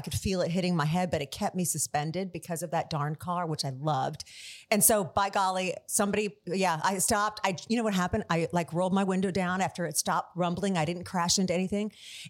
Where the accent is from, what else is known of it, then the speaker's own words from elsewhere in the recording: Tampa, Florida, United States; moved away as an adult; now in Nashville, United States; I grew up in Tampa.